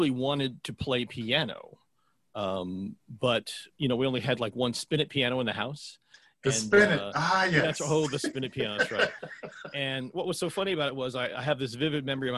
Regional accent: Columbus, Ohio, United States; I'm from Columbus, Ohio

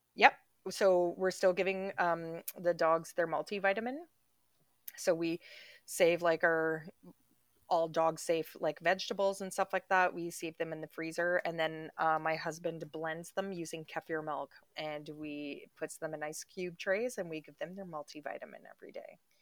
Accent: Canada; moved away; we come from Canada

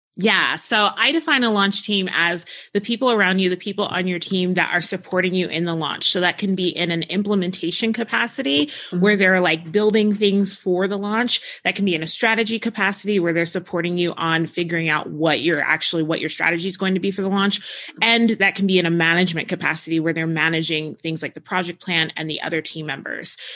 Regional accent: New Jersey, United States; now in New Mexico, United States; I grew up in New Jersey, so like I grew up around ocean

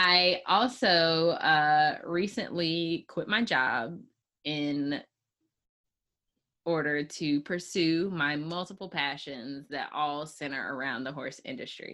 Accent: Chapel Hill, North Carolina, United States; I'm from Chapel Hill, North Carolina

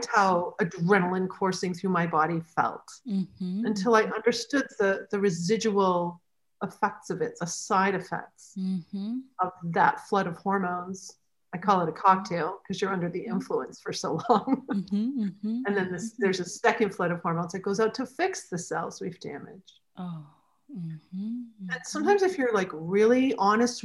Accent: New Hampshire, United States; now in Michigan, United States; I grew up in New Hampshire in the States, and now I'm in Michigan

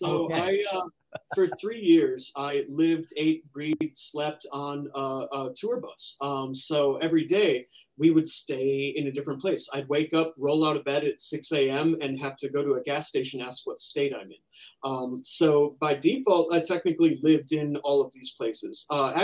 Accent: United States; As an American

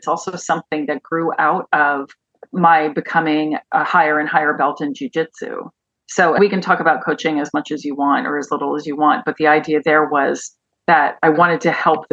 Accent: Pennington, New Jersey, United States; moved away; also born or lived in Chicago; I grew up in Pennington, New Jersey

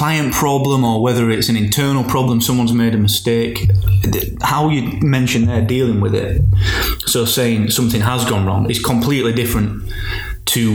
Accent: Barnsley, Yorkshire and the Humber, United Kingdom; accent: Barnsley; we both have like a really Barnsley accent

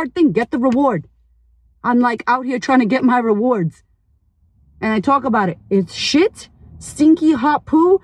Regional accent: United States; now in Australia; I live in Australia, but I'm American as fuck

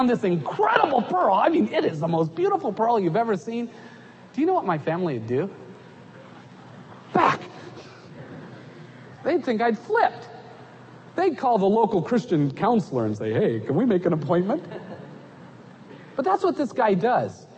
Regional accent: United States; moved away as an adult; also born or lived in Egypt

